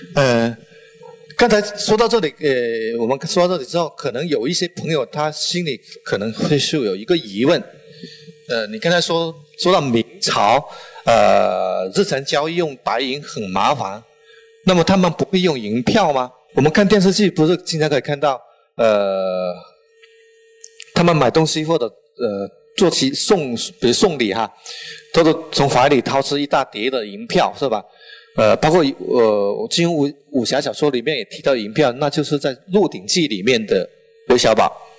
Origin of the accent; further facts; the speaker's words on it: Guangdong, China; accent: strong Chaoshan accent; Chinese is a second language; now in Guangzhou, China; 我，呃，是潮汕人，呃，带了浓重的潮汕口音